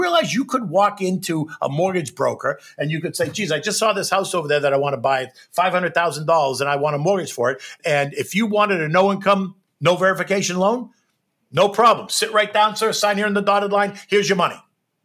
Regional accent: United States; as an American, even as an American that had my own business on the floor of the exchange

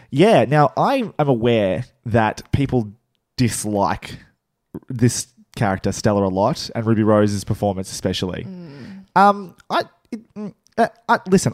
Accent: Australia; accent: Australian; our, our accents.

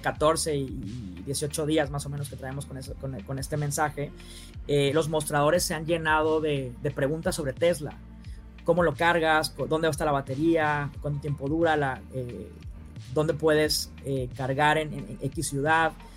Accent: Sonora, Mexico; yo soy de Sonora

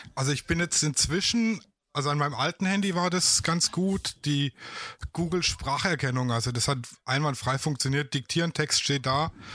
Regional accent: Baden-Württemberg, Germany; accent: Swabian; ich komme aus dem schönen Baden-Württemberg, mhm. aus dem Schwabeländle

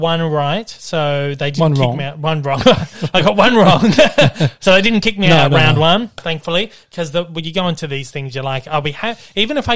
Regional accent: Australia; what we call them in Australia

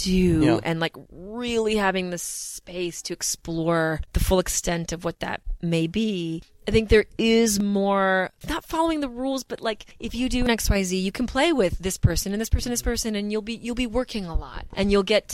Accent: Vancouver, British Columbia, Canada; moved away as an adult; also born or lived in New York City; now in Toronto, Canada; So I am from Vancouver originally, born and raised.

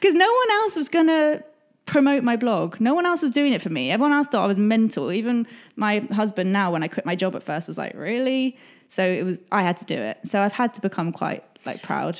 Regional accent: England, United Kingdom; I'm English

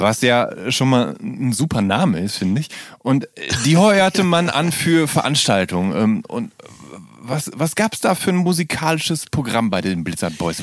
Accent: Rhineland, Germany; ich komme ja auch aus dem Rheinland

